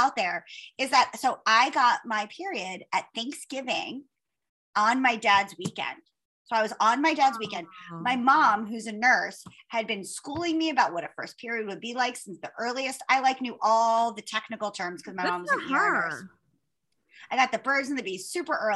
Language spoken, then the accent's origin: English; Margate City, New Jersey, United States; I grew up in Margate, New Jersey, and it's close to Atlantic City.